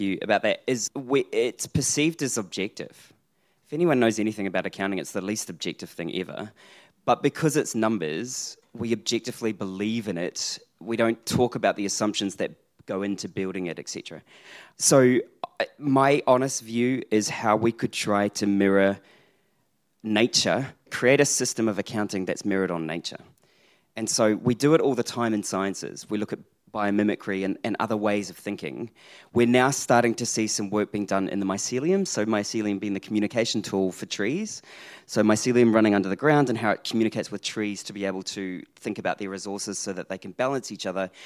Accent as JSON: {"language": "English", "country": "New Zealand", "said": "being a New Zealander"}